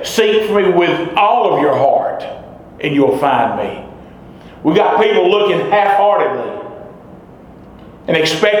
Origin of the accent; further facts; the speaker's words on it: hometown about 30 miles from Knoxville, Tennessee, United States; at the First Baptist Church in my hometown.